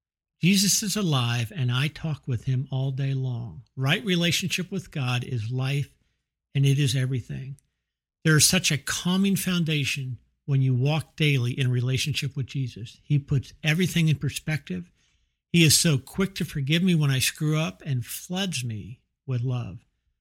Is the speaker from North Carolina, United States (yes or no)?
no; Bethesda, Maryland, United States; now in Fort Worth, United States; I'm 58 years old. I was born and raised in Bethesda, Maryland, and I live in Fort Worth, Texas.